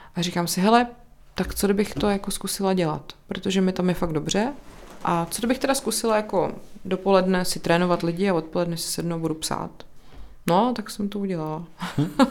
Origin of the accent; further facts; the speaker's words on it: České Budějovice, South Bohemian Region, Czechia; also born or lived in Brno; now in Prague, Czech Republic; já jsem jako původně z Budějce